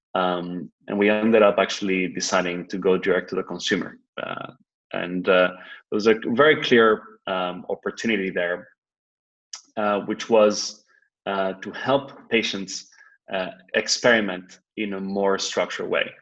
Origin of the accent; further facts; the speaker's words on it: Spain; moved away as an adult; also born or lived in New York, United States / Boston, United States; I'm originally from Spain, and I spent the last uh, decade or so in the United States between New York and Boston